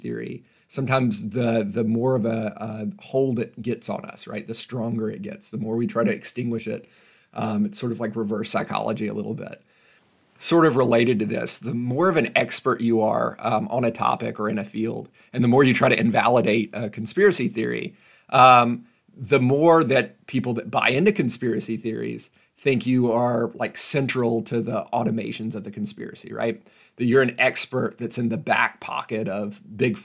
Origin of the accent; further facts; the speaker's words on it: Memphis, Tennessee, United States; I'm from Memphis